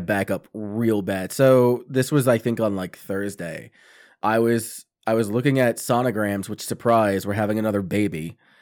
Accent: Long Island, New York, United States; Long Island, which I thought was cool as shit because that's, like, my hometown

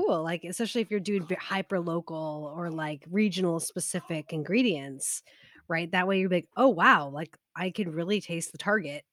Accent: United States; not be a horrible American

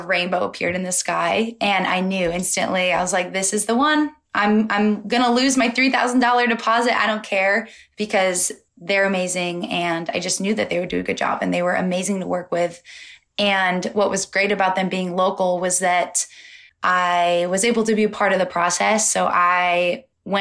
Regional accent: Molalla, Oregon, United States; I'm from Portland, Oregon, but I'm actually from a small town about 40 minutes south of Portland. It's called Molalla. It's a really small country town. And I grew up in the boonies outside of Molalla

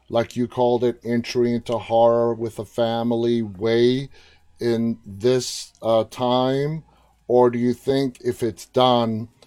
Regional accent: New York City, New York, United States; I'm from Queens.

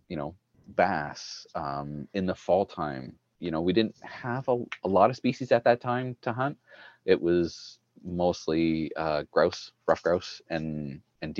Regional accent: Ottawa Valley, Ontario, Canada; now in Manitoba, Canada; I grew up in the Ottawa Valley.

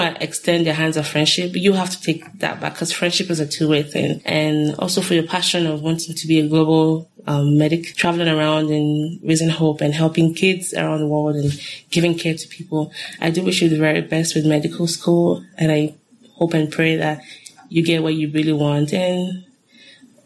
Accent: Lagos, Nigeria; now in United States; I grew up in Lagos

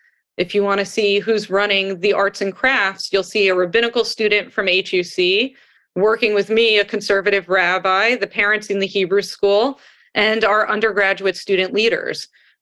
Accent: Manalapan, New Jersey, United States; now in Waterville, United States; No, I grew up in Monmouth County, New Jersey. So I grew up at a conservative congregation in Western Monmouth County in Manalapan.

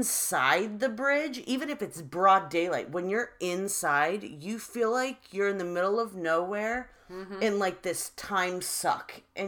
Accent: Fairfax Station, Virginia, United States; we grew up in Fairfax Station, which is in Fairfax County in Virginia.

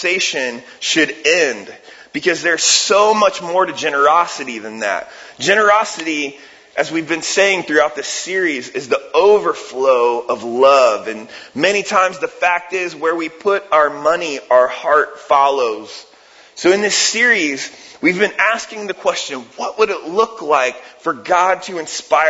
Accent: Ohio, United States; moved away; I'm from Ohio and I'm a huge Cleveland Cavs fan

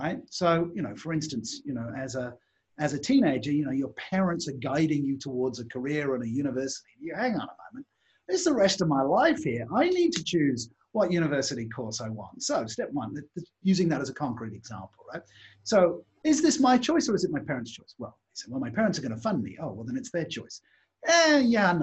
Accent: England, United Kingdom; moved away; also born or lived in Australia / Singapore / Malaysia; when I grew up in England

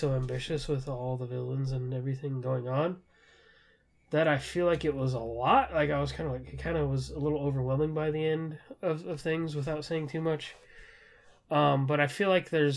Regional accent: Southern California, United States; I'm from Southern California. I'm from that area

